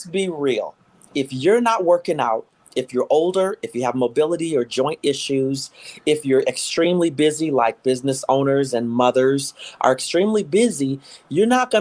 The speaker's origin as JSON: {"language": "English", "region": "Minnesota", "country": "United States", "tie": "born or raised there", "also_born_or_lived": "Houston, Texas", "said": "I am a Minnesotan. I was born in Houston, Texas, but I was raised here from the age of two"}